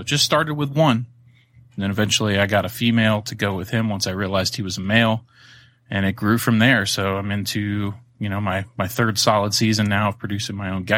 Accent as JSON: {"language": "English", "region": "Florida", "country": "United States", "tie": "born or raised there", "said": "You know, I grew up in Florida my younger years, so no shortage of lizards and frogs and turtles and things to go and catch."}